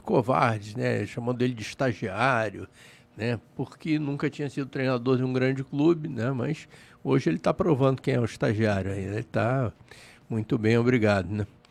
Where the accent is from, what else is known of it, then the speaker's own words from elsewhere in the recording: Rio de Janeiro, Brazil; É a casa do Flamengo, é onde eu fui criado, né? eu morava ali perto